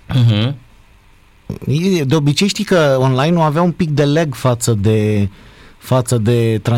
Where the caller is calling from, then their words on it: Oradea, Bihor County, Romania; și vă sunt din Oradea.